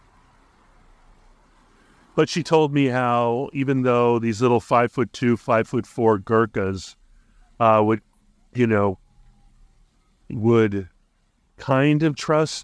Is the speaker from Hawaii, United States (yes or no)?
yes; Hawaii, United States; born or raised there